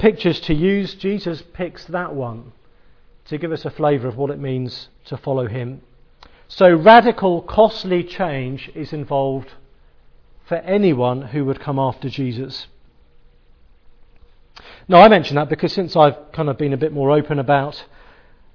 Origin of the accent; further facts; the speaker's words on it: England, United Kingdom; Being English